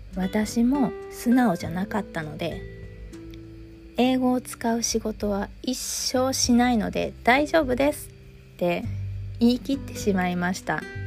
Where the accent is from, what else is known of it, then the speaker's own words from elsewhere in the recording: Japan; 私は日本で生まれて日本から出たことがないので